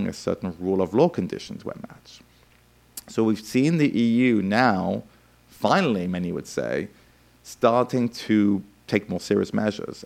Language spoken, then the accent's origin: English; France; I grew up in France in the 1980s